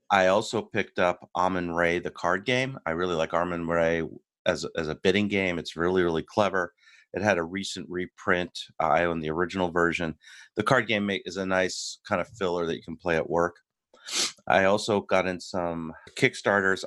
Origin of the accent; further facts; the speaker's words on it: United States; I'm your American host